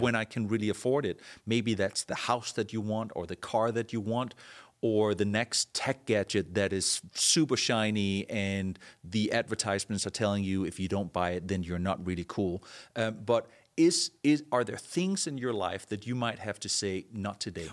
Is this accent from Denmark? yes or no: yes; Denmark; moved away; I was born and raised in Denmark